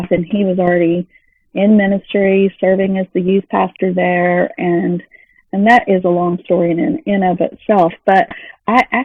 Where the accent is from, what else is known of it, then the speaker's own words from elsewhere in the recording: Texas, United States; moved away; also born or lived in Missouri / Dallas-Fort Worth Metroplex; I'm from Texas, then we moved to Missouri, and then came back on my own to back down to the Dallas-Fort Worth Metroplex